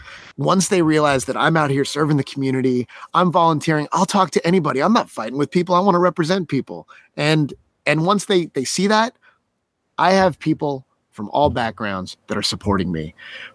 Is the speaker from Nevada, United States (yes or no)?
yes; Las Vegas, Nevada, United States; born there; I was born in Las Vegas, Nevada, which happens to have a town in it called Winchester, and it resides right in Clark County.